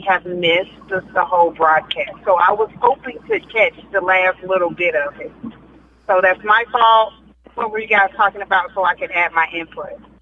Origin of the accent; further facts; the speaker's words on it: South Florida, United States; I'm from South Florida. Yeah, I'm from South Florida.